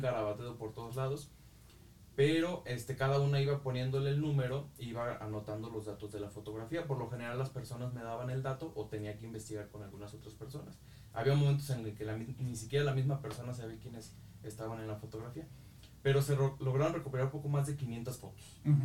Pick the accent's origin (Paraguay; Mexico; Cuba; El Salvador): Mexico; Yurécuaro, Michoacán; nunca perdí eh, el amor pues por la historia de mi pueblo